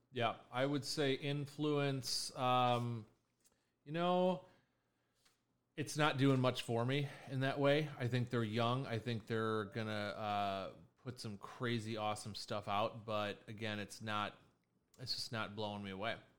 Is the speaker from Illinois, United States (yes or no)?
yes; Chicago, Illinois, United States; Born and raised in Chicago